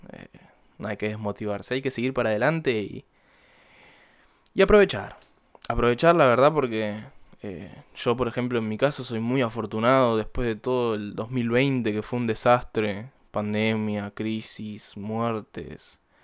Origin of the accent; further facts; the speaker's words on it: Buenos Aires Province, Argentina; soy de Buenos Aires. Eh, no porteño exactamente, vivo en la provincia